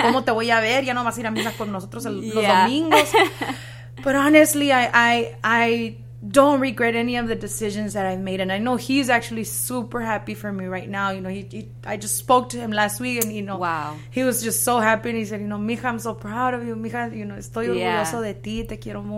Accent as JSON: {"language": "English", "town": "Mendota", "region": "California", "country": "United States", "tie": "born or raised there", "also_born_or_lived": "Fresno, California"}